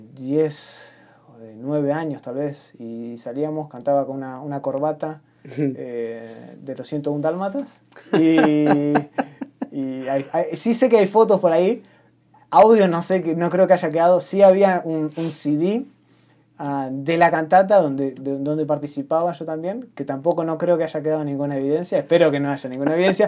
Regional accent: Argentina; yo soy argentina.

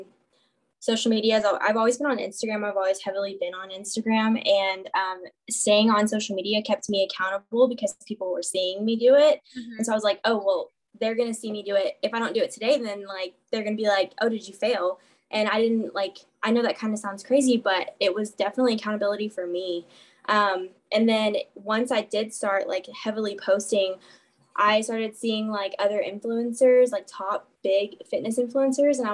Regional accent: Midland, Texas, United States; I am from Midland, Texas, smaller town in West Texas, in Texas

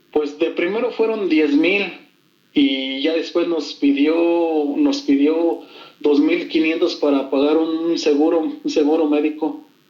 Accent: Guanajuato, Mexico; como nosotros somos de Guanajuato, nos vinimos para la Ciudad de México

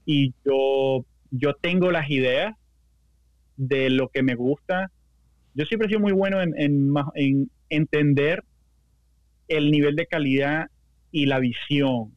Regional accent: Venezuela; moved away; yo soy ultra venezolano

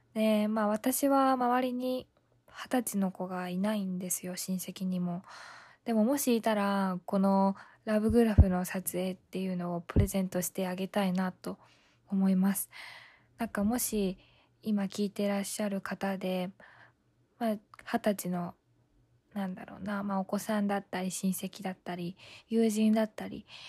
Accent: Ibaraki, Japan; 私茨城なんですけども、あの、茨城にはイバヤンっていて、 イバヤン、茨城のヤンキーで、イバヤンって言うんですけど、あの、私の出身の地域は、イバヤンがたくさんいるんですね

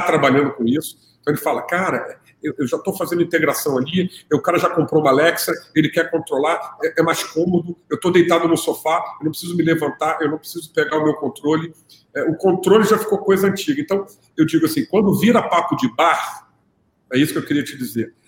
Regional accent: Rio de Janeiro, Brazil; como eu sou do Rio, eu estou na minha casa

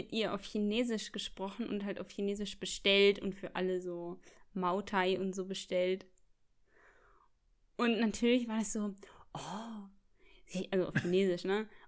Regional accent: Berlin, Germany; nee, ich bin aus Kreuzberg.

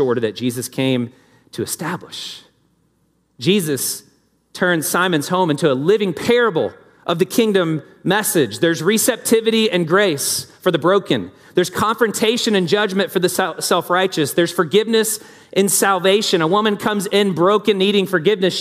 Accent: the South, United States; moved away; I grew up in the South with Southern hospitality

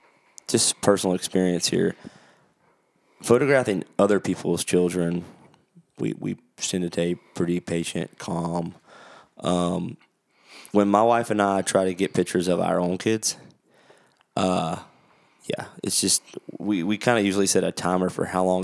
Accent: North Carolina, United States; born and raised in Western North Carolina, right?

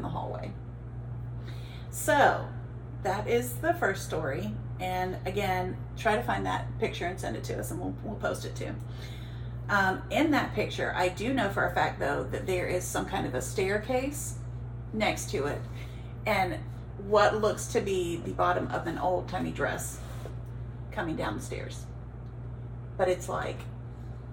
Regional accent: Alabama, United States; I'm from Alabama

